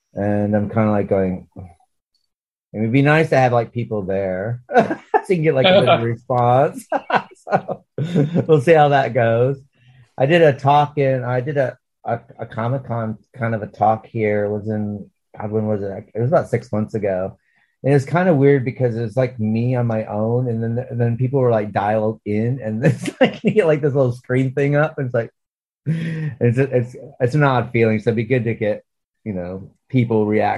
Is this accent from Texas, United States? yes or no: no; Watertown, New York, United States; my hometown, around my hometown